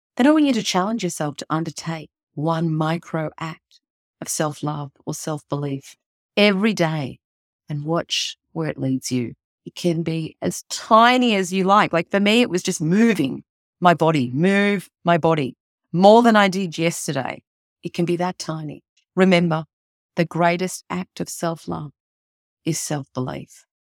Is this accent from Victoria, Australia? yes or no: yes; Melbourne, Victoria, Australia; my hometown of Melbourne